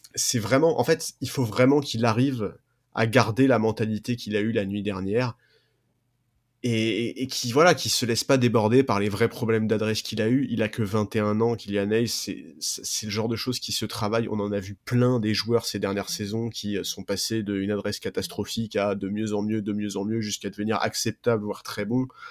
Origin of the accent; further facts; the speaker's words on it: France; en tant que Français